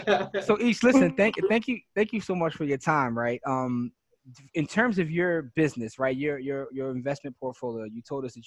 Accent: Philadelphia, Pennsylvania, United States; we're from Philly.

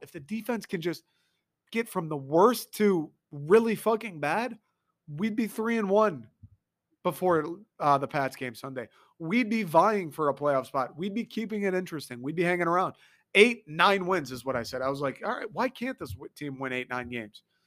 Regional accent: Detroit, Michigan, United States; I'm from Michigan

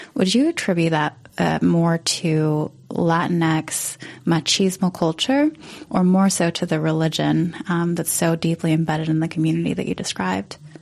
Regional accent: Fresno, California, United States; moved away; I'm from Fresno, California

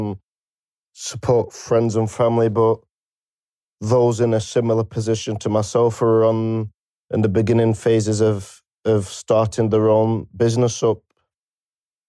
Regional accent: Preston, North West England, United Kingdom; I'm from Preston, Lancashire

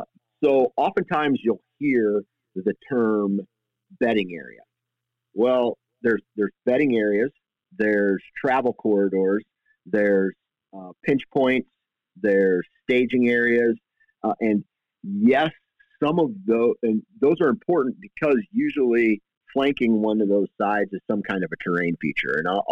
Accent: Iowa, United States; and I am from Iowa, so I usually hunt a big

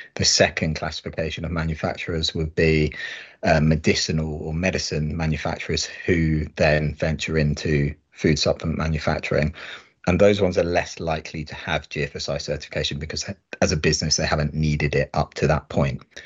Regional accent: United Kingdom; being British

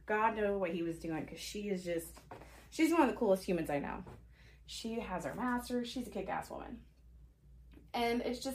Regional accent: Forney, Texas, United States; also born or lived in Arlington, Texas; In, like, elementary school, I moved from Forney to Arlington for a year

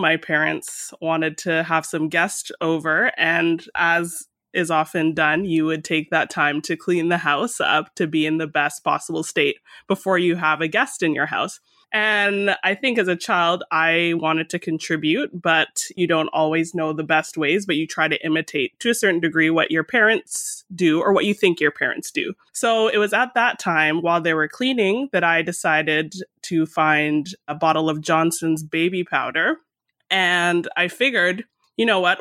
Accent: Mississauga, Ontario, Canada; also born or lived in Toronto; I was born in Toronto and grew up in a suburb that's around thirty minutes in light traffic west of the city called Mississauga

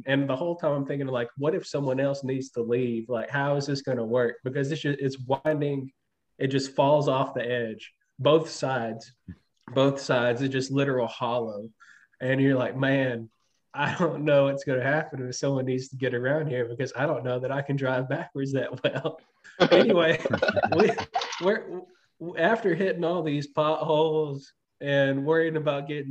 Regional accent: Tennessee, United States; moved away; We're both from Tennessee, right, originally.

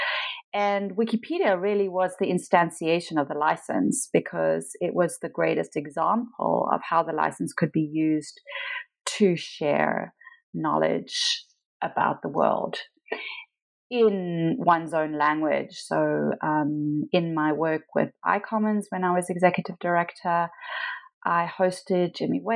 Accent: Pietermaritzburg, KwaZulu-Natal, South Africa; moved away; I was born in a small town called Pietermaritzburg, near Durban, which is on the kind of east coast of South Africa

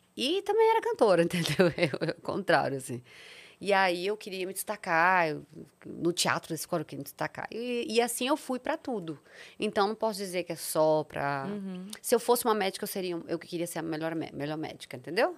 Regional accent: Serra do Cipó, Minas Gerais, Brazil; also born or lived in Sete Lagoas, Minas Gerais; eu nasci em Sete Lagoas, Minas Gerais, mas cresci às margens do Serra do Cipó

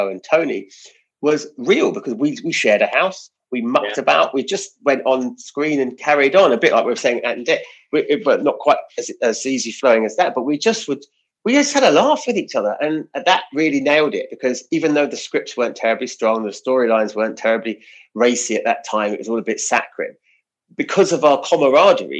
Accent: United Kingdom; we're British

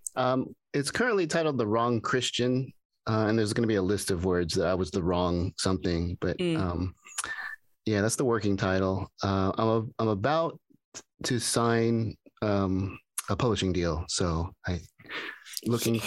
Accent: Pasadena, California, United States; when I grew up here in Pasadena

